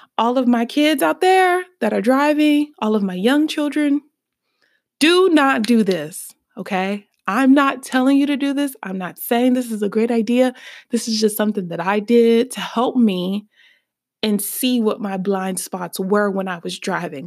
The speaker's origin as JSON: {"language": "English", "town": "Birmingham", "region": "Alabama", "country": "United States", "said": "I am from Birmingham, Alabama."}